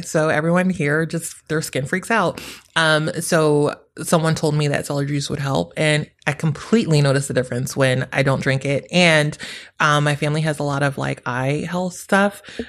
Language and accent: English; New York, United States; I'm a New Yorker. We walk around.